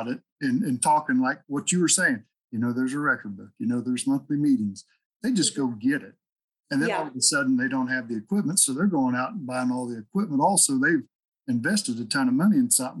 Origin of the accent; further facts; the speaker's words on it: Oklahoma, United States; also born or lived in Stafford County, Kansas; now in Kansas, United States; people from Oklahoma I grew up